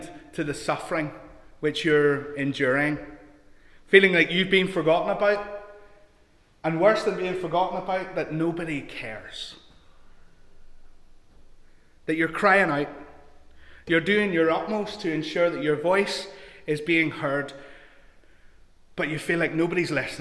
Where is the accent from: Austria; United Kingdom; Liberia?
United Kingdom; Larne, Northern Ireland; also born or lived in England; I grew up in Larne